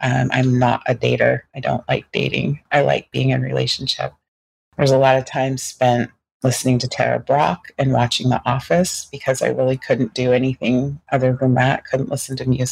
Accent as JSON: {"language": "English", "region": "Pacific Northwest", "country": "United States", "tie": "born or raised there", "said": "I grew up in the Pacific Northwest in an all-white environment."}